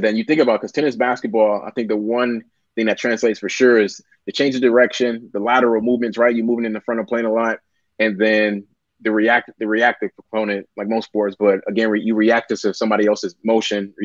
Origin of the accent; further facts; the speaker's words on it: Milwaukee, Wisconsin, United States; moved away; Originally, I'm from Milwaukee, Wisconsin, up north